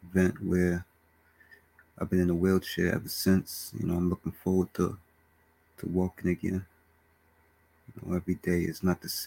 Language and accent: English; Bronx, New York, United States; Born and raised in the Bronx, New York.